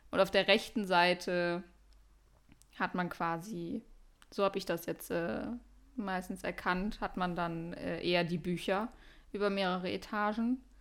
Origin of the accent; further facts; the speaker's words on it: Cologne, North Rhine-Westphalia, Germany; Darf man das als Kölner sagen?